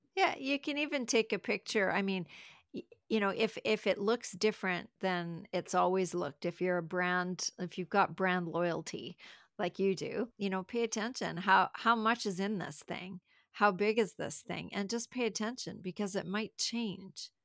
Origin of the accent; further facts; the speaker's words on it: Canada; I'm from Canada